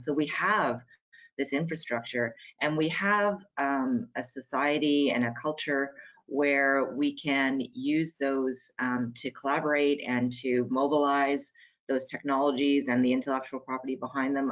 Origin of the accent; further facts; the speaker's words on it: Canada; I'm a Canadian